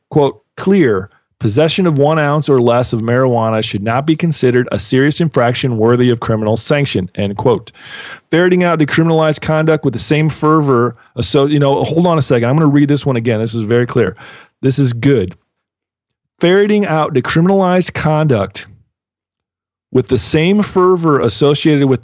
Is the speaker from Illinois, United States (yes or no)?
yes; Illinois, United States; my home state where I'm speaking to you from at the moment